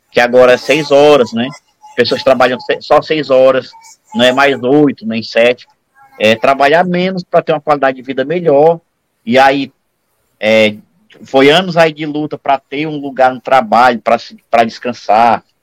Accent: Ceará, Brazil; Eu vou chamar de fuleirais, que eu sou cearense.

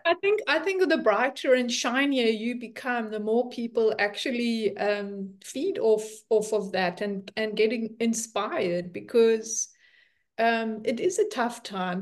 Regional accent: South Africa; moved away as an adult; now in Netherlands; I'm South African and been living in the Netherlands for four years.

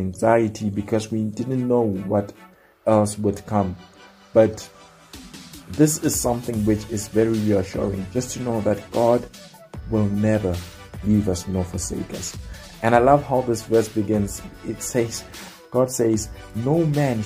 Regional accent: South Africa; I come from South Africa

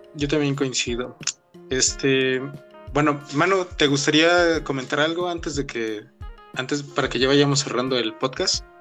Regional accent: Puebla, Mexico; soy aquí de, de Puebla

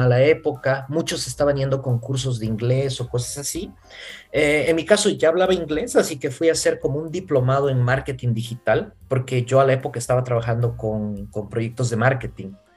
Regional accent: Bolivia; moved away as an adult; also born or lived in Santiago, Chile / Ireland; now in Budapest, Hungary; yo soy boliviano

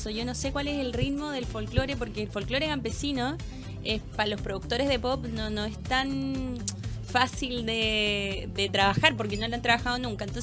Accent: Granero, O'Higgins, Chile; also born or lived in Codegua; Codegua, nací y crié en Granero.

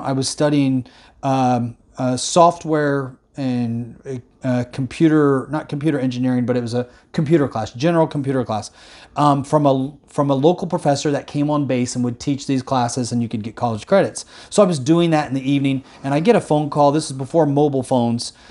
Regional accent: Indiana, United States; moved away; Indiana, my home state where I was born and raised

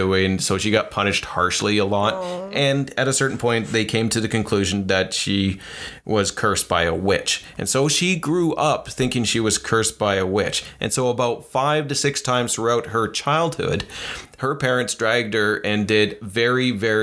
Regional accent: Canada; we're from Canada

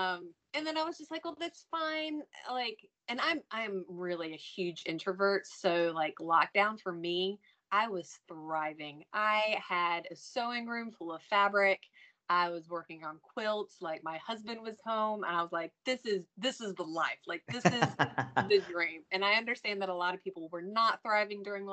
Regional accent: North Carolina, United States; I'm from North Carolina

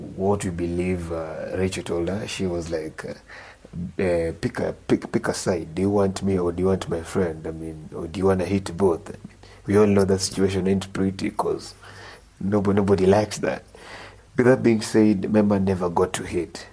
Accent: Homa Bay, Homa Bay County, Kenya; I grew up in Homa Bay

